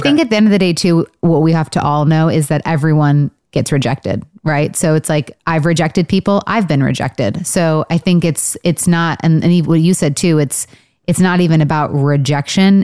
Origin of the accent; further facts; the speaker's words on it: Michigan, United States; I'm from Michigan.